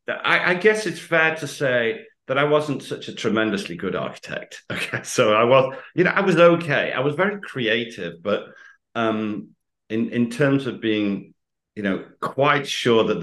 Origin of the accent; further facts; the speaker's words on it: United Kingdom; accent: usual UK accent; in the UK, I have a very usual accent